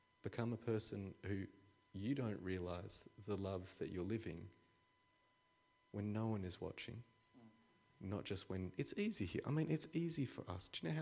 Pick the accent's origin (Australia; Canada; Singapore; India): Australia; I'm an Australian.